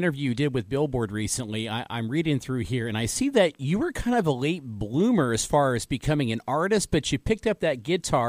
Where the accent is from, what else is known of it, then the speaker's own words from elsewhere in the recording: Indiana, United States; I'm from Indiana